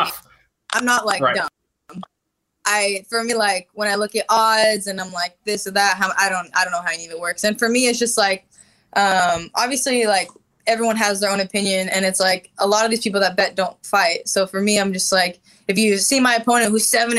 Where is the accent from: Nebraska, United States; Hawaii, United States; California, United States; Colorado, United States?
California, United States; Honda Center area; I'm in my hometown